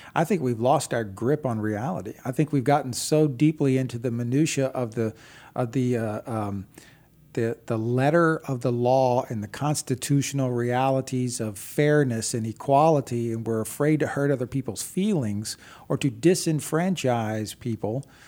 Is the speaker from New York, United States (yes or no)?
no; Texas, United States; I grew up in Texas.